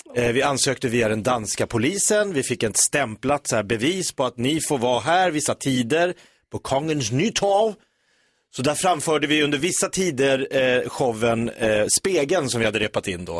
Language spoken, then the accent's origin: Swedish; Sweden; vi är ju svenskar